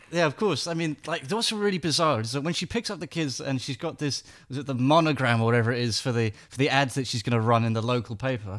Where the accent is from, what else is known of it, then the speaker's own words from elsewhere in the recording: England, United Kingdom; I'm English